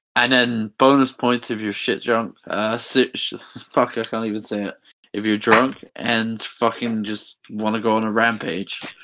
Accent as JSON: {"language": "English", "region": "England", "country": "United Kingdom", "moved": "as an adult", "said": "I'm from England"}